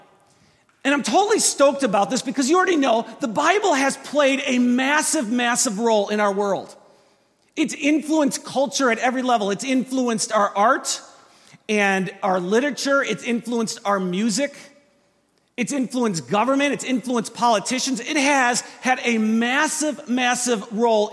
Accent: Wisconsin, United States; I am from Wisconsin. So we're about an hour north of Chicago and about a half an hour south of Milwaukee

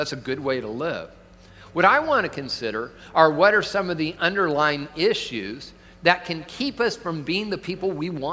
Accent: Tacoma, Washington, United States; moved away; I'm from Tacoma originally

